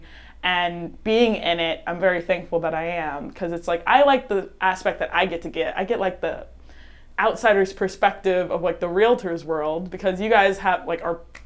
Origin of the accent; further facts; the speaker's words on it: Jensen Beach, Florida, United States; I'm born and raised in Jensen Beach, Florida, just 30 minutes up the coast from here